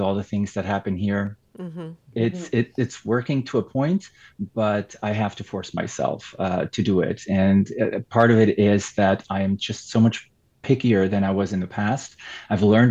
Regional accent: Switzerland; first language Swiss German; English is a second language; German is my mother tongue, or Swiss German

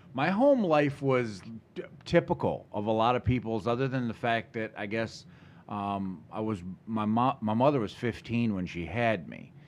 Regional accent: Lansing, Michigan, United States; also born or lived in Charlotte, Michigan / Potterville, Michigan / Vermontville, Michigan; I grew up all around the Lansing area

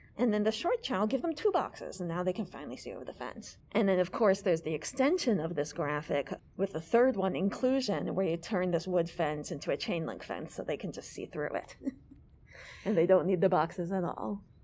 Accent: New York City, New York, United States; moved away as an adult; also born or lived in Amherst, Massachusetts; I had a very solidly middle class life growing up in New York City.

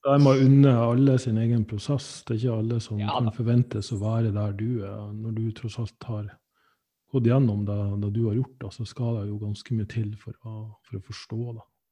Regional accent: Sandnessjøen, Nordland, Norway; jeg er fra Sandnessjøen

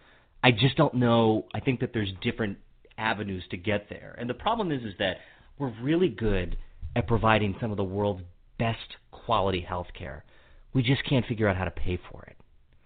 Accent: Hagerstown, Maryland, United States; also born or lived in Capitol Hill, Washington, D.C.; I was born and raised in Maryland, in Western Maryland.

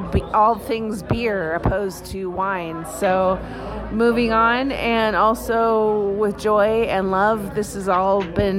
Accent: California, United States; being from wine country.

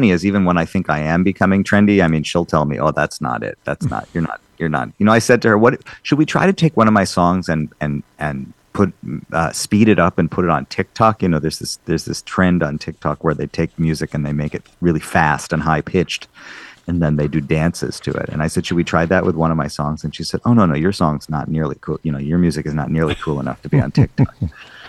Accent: Madison, Wisconsin, United States; growing up in Madison, Wisconsin, in this Jewish community

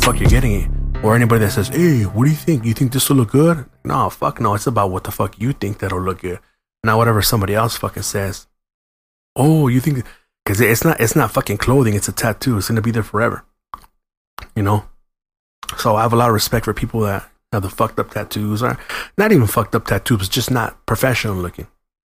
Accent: San Gabriel, California, United States; where'd you grow up? San Gabriel.

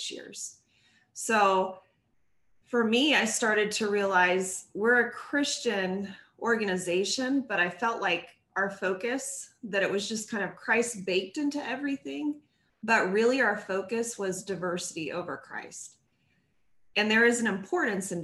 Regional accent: San Diego, California, United States; San Diego, California, where I grew up.

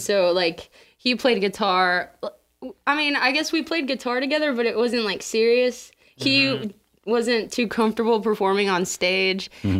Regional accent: Lake Jackson, Texas, United States; also born or lived in San Marcos, Texas; my hometown, Lake Jackson

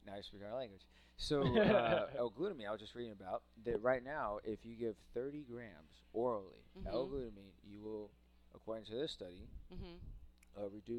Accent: Austin, Texas, United States; I grew up in South Austin.

